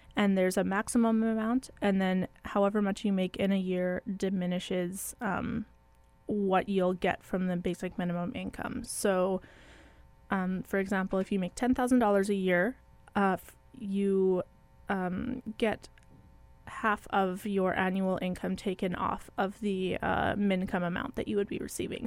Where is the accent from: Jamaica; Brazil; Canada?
Canada; Manitoba; we are from Manitoba